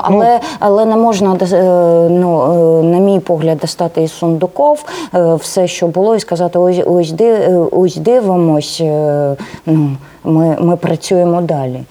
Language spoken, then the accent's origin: Ukrainian; Kramatorsk, Donetsk Oblast, Ukraine; first language Russian; Ukrainian is a second language; moved away; also born or lived in Dnipropetrovsk / Crimea; Ну я дійсно російськомовна, і я народилась в Краматорську. Потім був майже десь ну Дніпропетровськ, де я навчалась. Потім було 10 років. Я працювала в Криму.